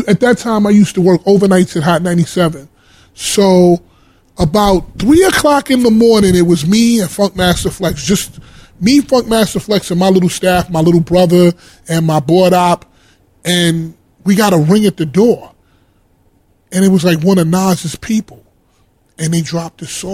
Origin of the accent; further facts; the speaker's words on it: New York City, New York, United States; I'm from Harlem.